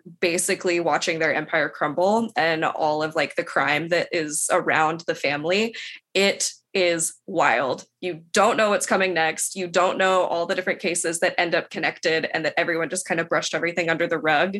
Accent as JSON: {"language": "English", "region": "Oklahoma", "country": "United States", "said": "I am from Oklahoma"}